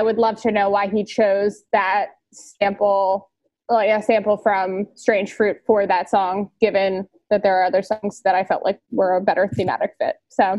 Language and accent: English; Virginia, United States; we were both growing up in Virginia